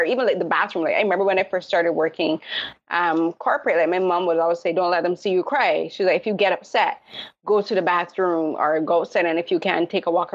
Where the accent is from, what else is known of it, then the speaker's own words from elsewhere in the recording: Barbados; moved away; I was raised in the Caribbean from Barbados